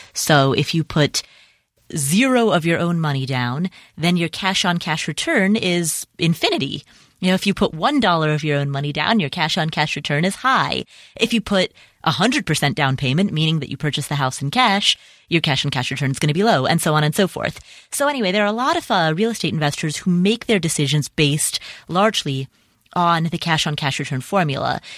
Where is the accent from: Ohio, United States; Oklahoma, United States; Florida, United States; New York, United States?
Ohio, United States; Cincinnati; Cincinnati, Ohio, which, by the way, is my hometown